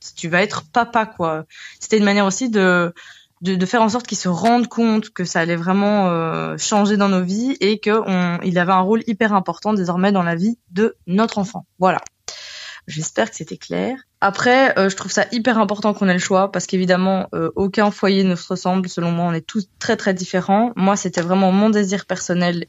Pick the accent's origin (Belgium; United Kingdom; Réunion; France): Belgium; nous sommes belges avec mon conjoint